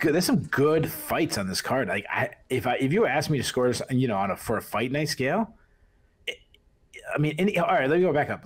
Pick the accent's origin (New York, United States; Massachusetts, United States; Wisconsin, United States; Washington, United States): Massachusetts, United States; Boston; accent: Boston; moved away; Invicta was in Boston, so I had to go there. You know, fit in for once with my, with my accent, not standing out too bad.